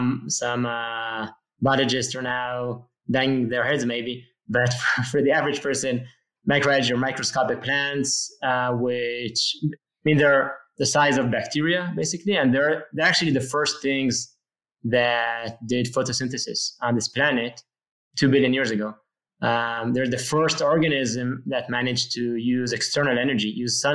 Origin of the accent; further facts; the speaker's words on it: Jerusalem, Jerusalem District, Israel; I was born in Jerusalem, Israel, and actually I live now in a small town just outside of Jerusalem.